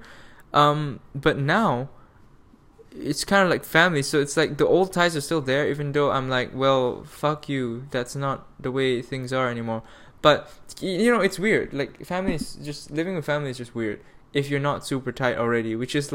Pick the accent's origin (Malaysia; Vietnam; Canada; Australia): Malaysia; moved away as an adult; Then flew back to Malaysia, where I lived in like the capital for like a couple nights